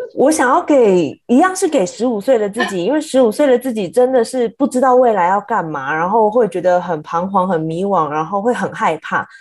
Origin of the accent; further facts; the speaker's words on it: Taiwan; moved away as an adult; now in New York, United States; 我们在台湾工作的时候，我们大家都是台湾人